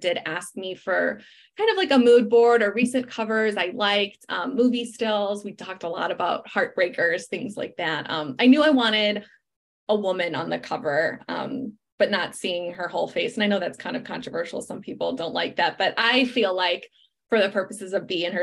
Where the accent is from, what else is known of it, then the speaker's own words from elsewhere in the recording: Chicago, Illinois, United States; moved away; Chicago, my hometown